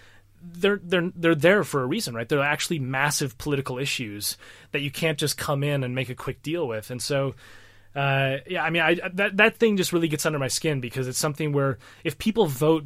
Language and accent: English; United States; now in United Kingdom; As an American